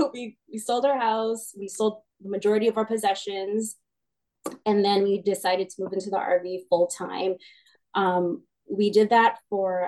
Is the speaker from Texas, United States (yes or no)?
no; Hercules, California, United States; moved away as an adult; also born or lived in Las Vegas, Nevada / Daly City, California; now in Antelope, United States; born and raised in the Bay, lived in Hercules.